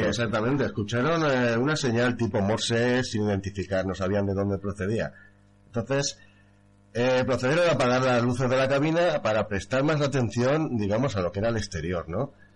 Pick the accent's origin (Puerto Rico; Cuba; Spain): Spain; Valencia, Valencian Community; now in Manises, Spain; soy de Valencia, resido actualmente en Manises